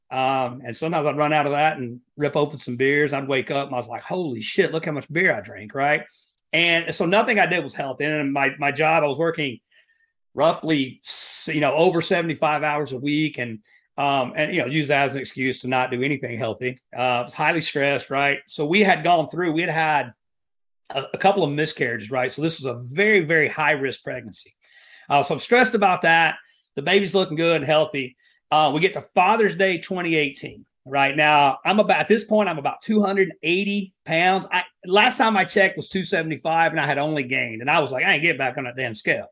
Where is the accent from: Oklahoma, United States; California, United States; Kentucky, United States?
Kentucky, United States; Appalachia, Southeast; moved away; I grew up in Appalachia, uh, you know, that Southeast Kentucky area right there in the, the coal mining country